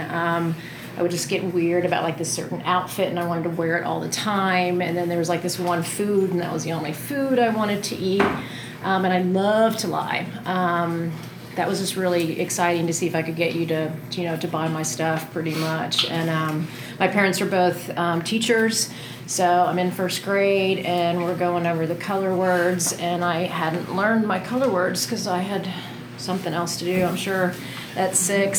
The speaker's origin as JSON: {"language": "English", "town": "Denton", "region": "Texas", "country": "United States", "tie": "born or raised there", "said": "I'm from Texas, and I grew up in a town called Denton in between Dallas and Fort Worth"}